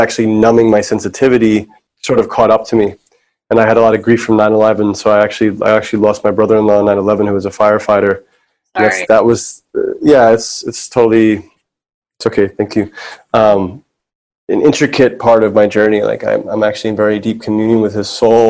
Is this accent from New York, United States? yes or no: yes; New York City, New York, United States; I grew up in New York City